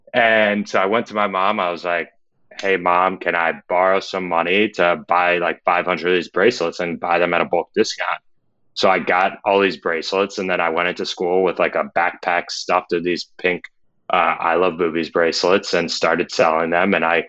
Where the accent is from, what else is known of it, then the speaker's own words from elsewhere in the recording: New York, United States; I'm from Westchester County, New York, about 45 minutes north of the city.